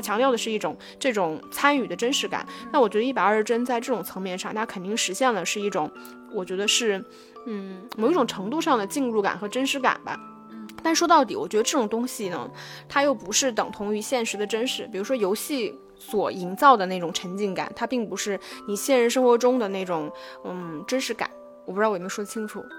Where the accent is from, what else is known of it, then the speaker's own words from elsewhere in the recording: China; 我们中国人的这种